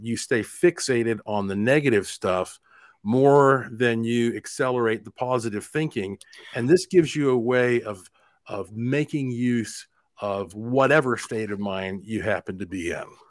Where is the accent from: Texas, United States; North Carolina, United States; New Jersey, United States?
North Carolina, United States; Asheville; moved away as an adult; also born or lived in Puerto Rico; now in Las Vegas, United States; I was born and raised in Asheville, North Carolina